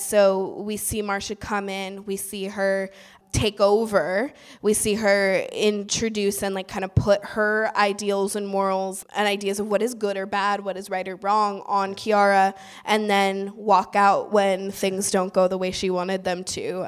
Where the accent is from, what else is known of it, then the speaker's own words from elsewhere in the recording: Oakland, California, United States; I grew up in East Oakland